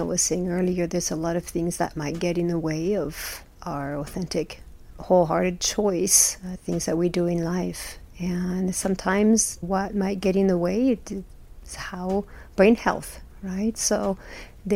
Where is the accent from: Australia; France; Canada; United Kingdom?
France; moved away as an adult; now in Utah, United States; I was born and raised in France, been here in the U.S. for 25 years or so.